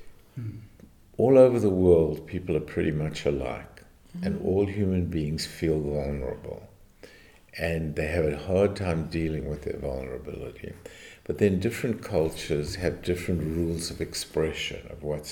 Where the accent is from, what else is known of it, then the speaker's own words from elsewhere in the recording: South Africa; moved away; also born or lived in United States; I come from South Africa, which was more British in my upbringing